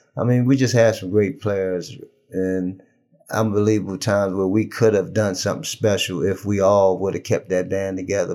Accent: Baltimore, Maryland, United States; now in Charlotte, United States; Kim and I go back so far, so far back in terms that we grew up in Baltimore.

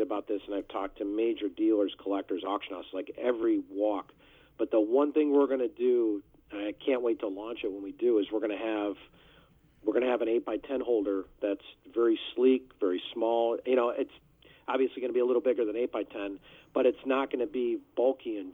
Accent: Chicago, Illinois, United States; I'm from Chicago

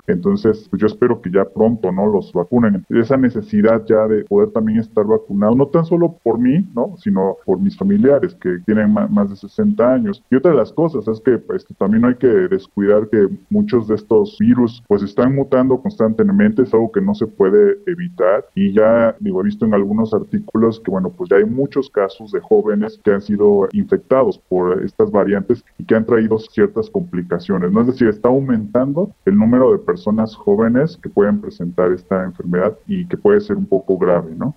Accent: Mexico; nuestro país

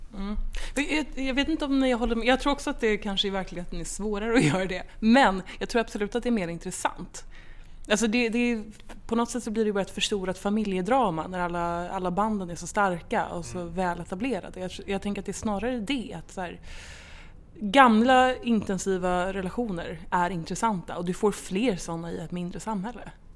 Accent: Stockholm, Stockholm County, Sweden; Jag är uppvuxen, född och uppvuxen i Stockholm

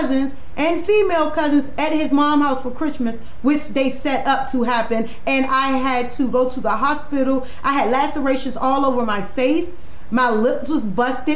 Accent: Washington, District of Columbia, United States; I'm from Washington, D.C., so they have this thing like I'm from up north

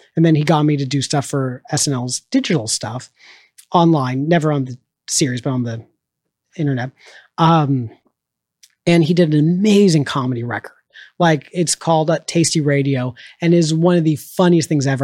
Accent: Orange County, California, United States; now in Chicago, United States; I was in high school and I grew up in Orange County, which was um, very very conservative

